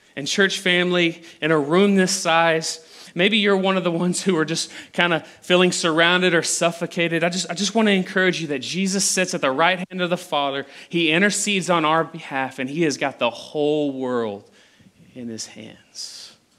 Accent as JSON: {"language": "English", "town": "Abilene", "region": "Texas", "country": "United States", "tie": "born or raised there", "said": "I'm from the Abilene area. This is where I was born. This is where I was raised"}